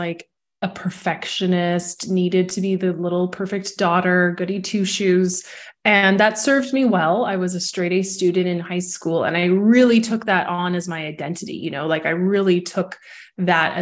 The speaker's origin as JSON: {"language": "English", "town": "Vancouver", "region": "British Columbia", "country": "Canada", "also_born_or_lived": "Toronto, Canada / Mexico", "moved": "as an adult", "lives_now": "Barcelona, Spain", "said": "I'm from Vancouver, Canada, and left Vancouver as a young adult, spent 13 years in Toronto."}